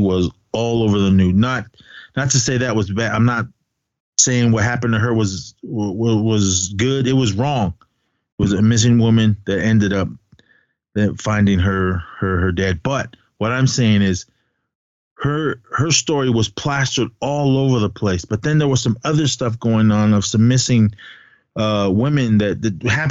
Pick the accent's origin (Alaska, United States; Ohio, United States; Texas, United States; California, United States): California, United States; Oakland; also born or lived in Arizona; I'm full blood Navajo from Arizona. That's where my family, my blood is from. I grew up in the Bay Area. I'm Oakland, straight up East Oakland represent